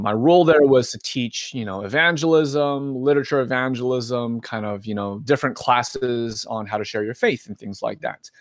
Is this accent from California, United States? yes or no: yes; Southern California, United States; moved away as an adult; also born or lived in Philadelphia; now in Oregon, United States; was born and raised in Southern California